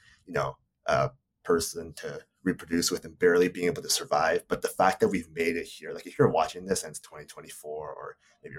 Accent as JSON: {"language": "English", "country": "Canada", "said": "I'm Japanese Canadian. I'm living in Canada right now"}